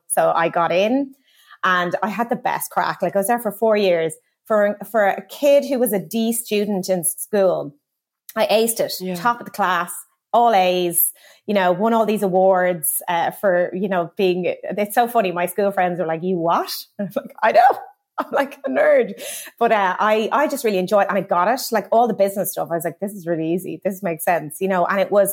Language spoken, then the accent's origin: English; Kilkenny, Leinster, Ireland; now in London, United Kingdom; I am a little girl from Kilkenny who always loved fashion.